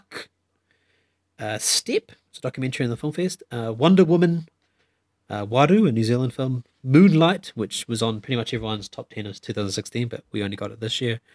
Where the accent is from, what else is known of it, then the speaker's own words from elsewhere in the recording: India; I'm Indian